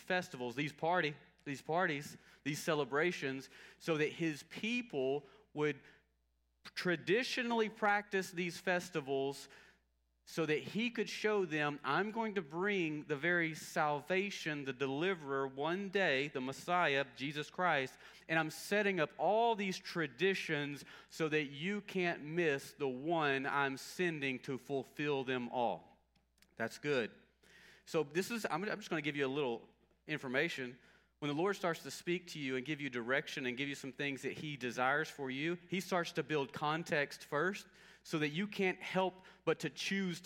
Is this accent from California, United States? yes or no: no; Longview, Texas, United States; I grew up in Longview, near Longview, and so Longview, Texas